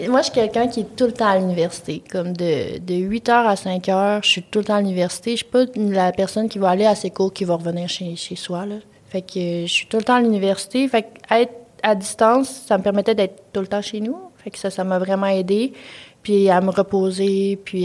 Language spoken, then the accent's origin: French; Quebec City, Quebec, Canada; moved away as an adult; moi, je viens de Québec, fait que je vis pas chez mes parents, mes parents sont loin